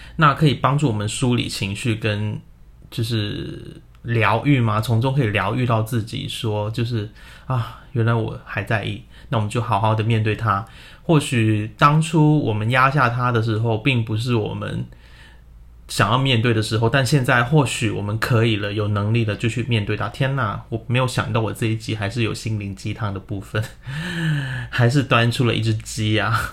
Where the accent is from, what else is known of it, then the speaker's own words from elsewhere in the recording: Hong Kong; now in Taiwan; 我们住在亚洲嘛， 我现在住在台湾 而且我在香港的房子非常小